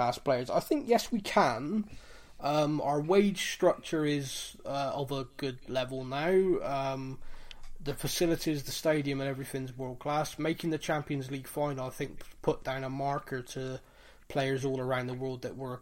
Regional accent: Bristol, South West England, United Kingdom; I'm from Bristol.

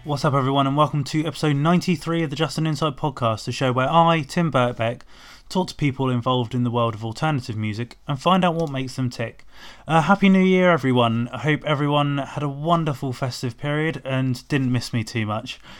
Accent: Portsmouth, South East England, United Kingdom; moved away; also born or lived in London; I'm I'm Portsmouth

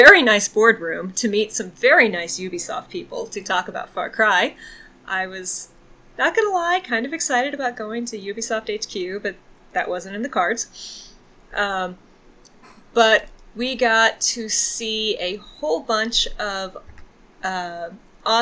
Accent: Texas, United States; moved away; also born or lived in Michigan; I am a Southern lady, and I grew up in Texas

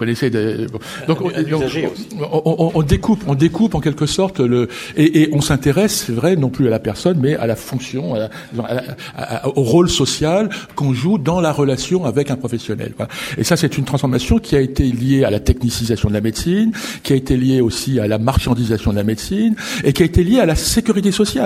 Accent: France; chez nous en France

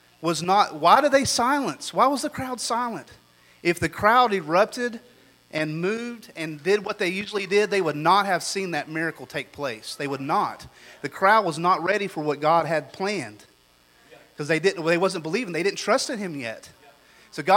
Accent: United States; me as an American

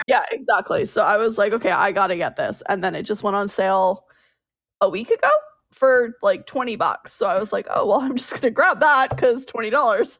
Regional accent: Canada; I'm Canadian

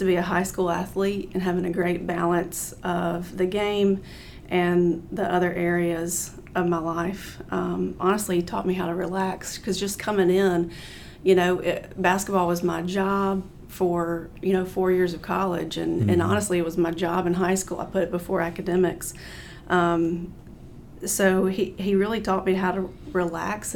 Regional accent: Cullman County, Alabama, United States; I grew up in Coleman County, went to Cold Springs High School.

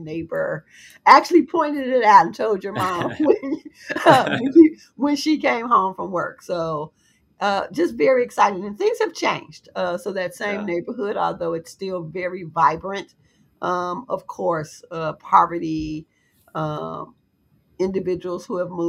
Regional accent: Chicago, Illinois, United States; I was born and raised in Chicago, grew up on the far south side of Chicago, where my family still resides

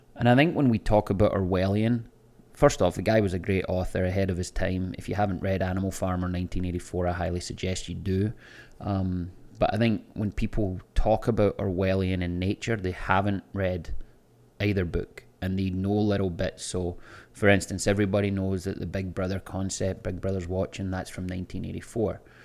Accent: Scotland, United Kingdom; moved away as an adult; now in Florida, United States; I can go to my hometown, I can go to the same bars and restaurants that I was going to twenty years ago when I lived there

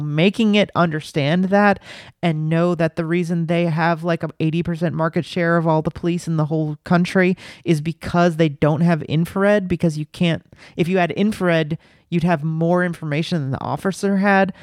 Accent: Los Angeles, California, United States; now in New York City, United States; I grew up in Los Angeles in the nineties

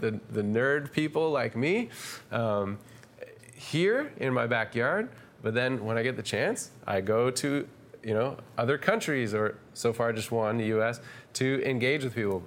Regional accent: Canada; also born or lived in Toronto; we're Canadian

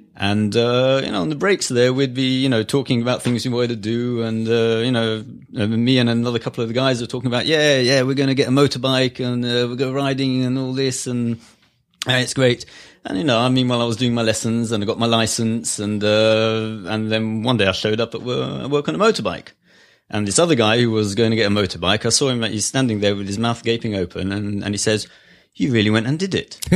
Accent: Israel; moved away as an adult; also born or lived in Netherlands; now in United States; growing up in Israel back then, before the Ethiopian immigration

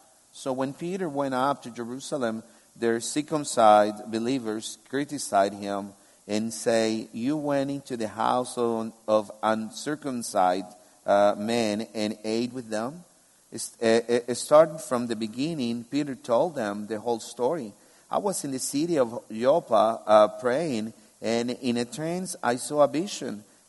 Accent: Albania; English is a second language; I said, I'm from Kames. This is the town where I'm from, where I live. And they say, no, for real, where are you from? And I say, yeah, I'm from Albania. Don't you see? And they're like, yeah, you speak Albanian

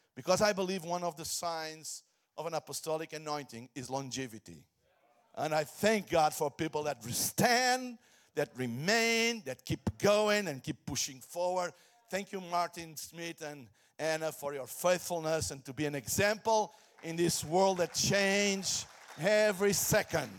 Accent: Portugal; I come from Portugal, Hillsong, Portugal

